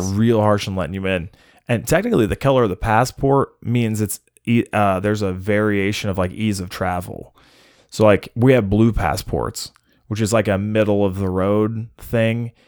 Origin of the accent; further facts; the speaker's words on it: United States; I'm American